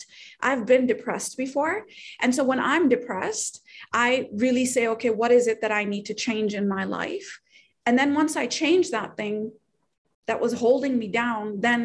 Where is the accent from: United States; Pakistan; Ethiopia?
Pakistan; moved away; I'm from Pakistan